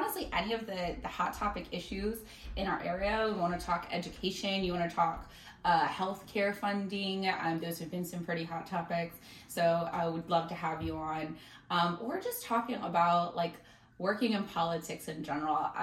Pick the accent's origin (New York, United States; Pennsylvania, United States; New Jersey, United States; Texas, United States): Pennsylvania, United States; Philadelphia suburbs; I grew up in the Philly suburbs